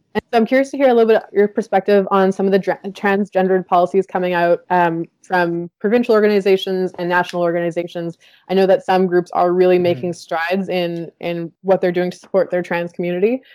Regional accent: Winnipeg, Manitoba, Canada; the rowing club that I grew up with in in Winnipeg

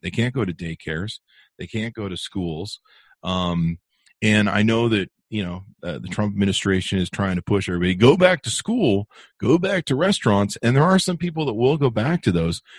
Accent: Southern California, United States; now in Utah County, United States; I grew up in California, in SoCal

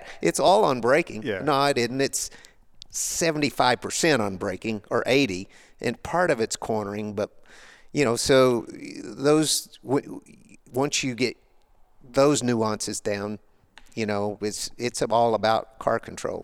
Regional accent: Arkansas, United States; I grew up in Arkansas on the back roads

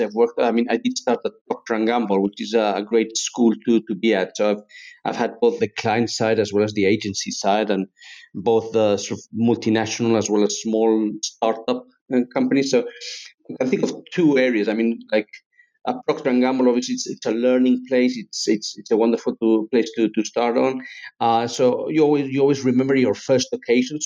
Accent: Spain; also born or lived in England; I'm half English, half Spanish. So I was brought up in Spain. That's where my father's from. I was born in England

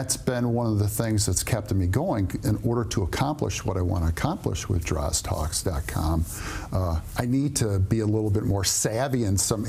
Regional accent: Royal Oak, Michigan, United States; Native to the area, grew up just south of here in Royal Oak

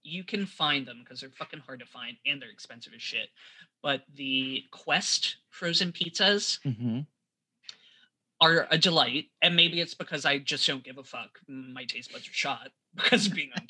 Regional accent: United States; Being American

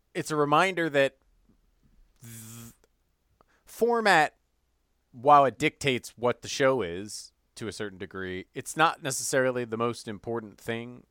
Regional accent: Evanston, Illinois, United States; moved away; my hometown, Evanston, Illinois

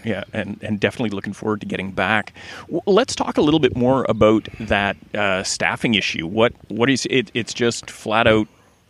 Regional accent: Gibsons, British Columbia, Canada; my hometown of Gibsons, BC

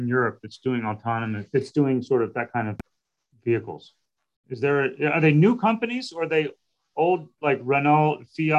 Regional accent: Baltimore, Maryland, United States; my hometown of Baltimore

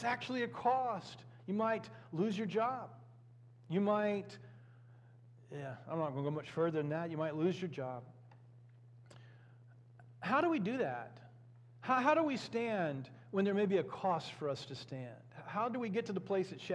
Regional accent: United States; We as American Christians, or Christians who happen to be Americans

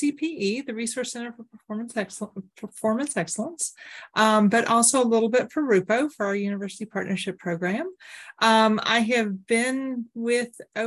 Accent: Oak Ridge, Tennessee, United States; I grew up in Oak Ridge

